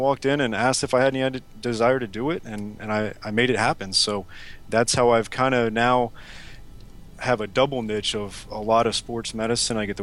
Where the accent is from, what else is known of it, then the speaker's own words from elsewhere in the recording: South Florida, United States; also born or lived in St. Louis; I'm from South Florida originally and was an athlete growing up